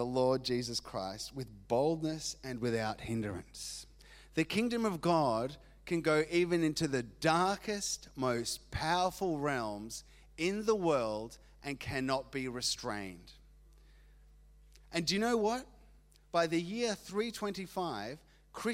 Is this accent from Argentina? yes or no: yes; Argentina; moved away; I grew up in Argentina